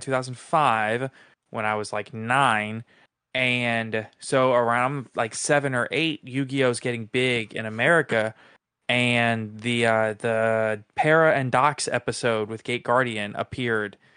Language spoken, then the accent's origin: English; New Orleans, Louisiana, United States; I grew up in New Orleans